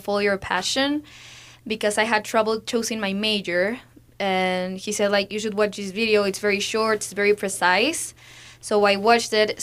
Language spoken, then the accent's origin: English; Lima, Peru; I'm from Lima, Peru.